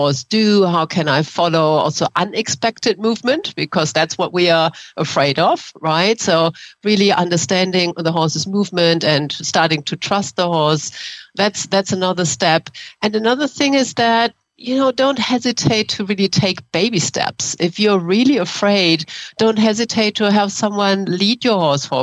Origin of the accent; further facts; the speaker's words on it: Germany; English is a second language; moved away as an adult; now in San Francisco, United States; I grew up in Germany